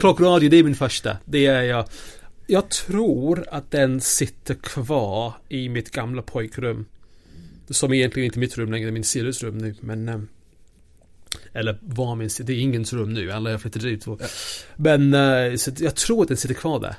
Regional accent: a small village in eastern England, outside Norwich, East of England, United Kingdom; Swedish is a second language; now in Sweden; jag växte upp mitt i ingenstans, i en liten by i östra England, ehm, utanför Norwich

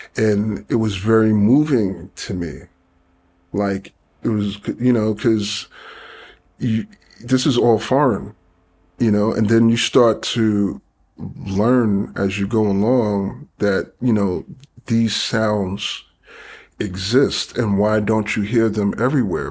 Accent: New York City, New York, United States; I grew up in Flatbush, Brooklyn, uh, in the seventies.

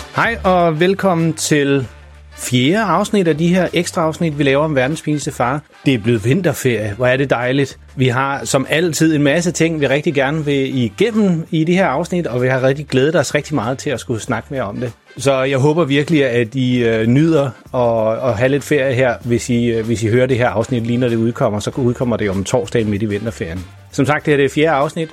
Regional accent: Farum, Capital Region of Denmark, Denmark; moved away; jeg er nemlig selv opvokset i Farum

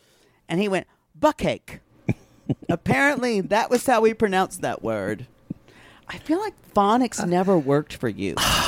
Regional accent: Southern United States, United States; accent: Southern; Men here have liked my Southern accent.

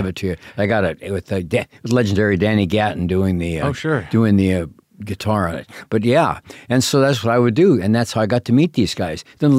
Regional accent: Spearfish, South Dakota, United States; moved away; also born or lived in Deadwood, South Dakota; I was born in Deadwood, raised in Spearfish.

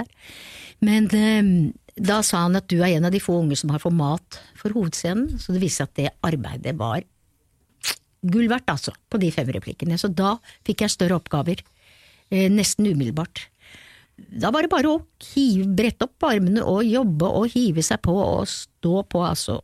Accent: Kongsberg, Buskerud, Norway; jeg er født på Kongsberg og jeg elsker den byen, så Kongsberg snakker jeg alltid om

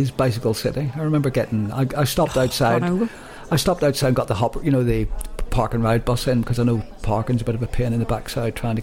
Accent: Northern Ireland, United Kingdom; moved away; back in my old stomping ground, you've got two cities. One's Newry

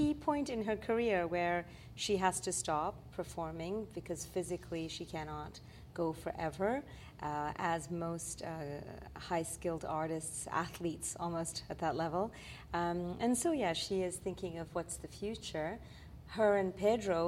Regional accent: Gambia; moved away; also born or lived in Quebec; I come from West Africa, from the Gambia, and my heritage is Brazilian Lebanese.

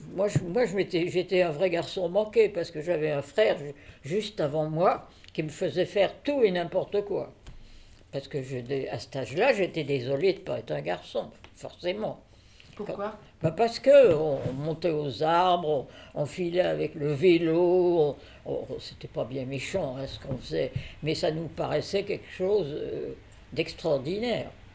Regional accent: Voiron, Auvergne-Rhône-Alpes, France; Je suis née en 1927 à Voiron, dans l'Isère.

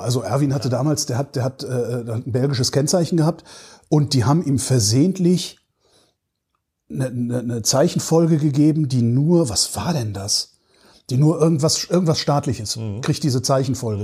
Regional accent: near Bonn, North Rhine-Westphalia, Germany; ich bin ja in der Nähe von Bonn groß geworden

